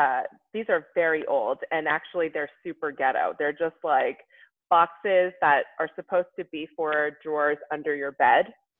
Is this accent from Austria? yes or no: no; South Korea; that wasn't really part of the conversation when I was growing up in Korea.